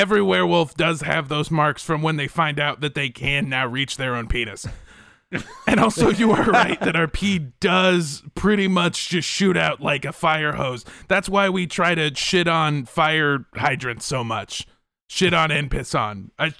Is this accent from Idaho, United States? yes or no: no; Encino, California, United States; I did spend a lot of time growing up in Encino, and now I live in Van Nuys